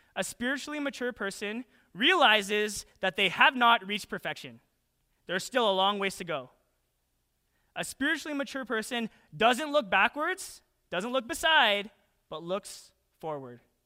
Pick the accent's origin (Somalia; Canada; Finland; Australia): Canada; Calgary, Alberta; moved away as an adult; now in United States; when I was a kid, I didn't even, like, really think too much about be, being Canadian. I hailed from twenty-three West Point Cor, Southwest, Calgary, Alberta.